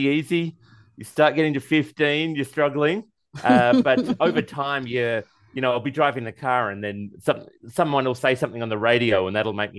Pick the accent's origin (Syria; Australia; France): Australia; I'm Australian. I say Caribbean, not Caribbean.